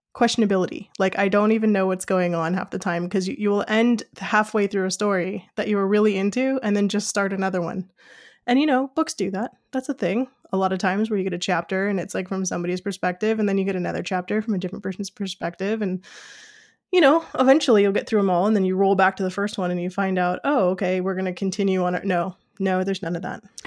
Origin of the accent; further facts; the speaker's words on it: United States; I am an American who's used to reading American books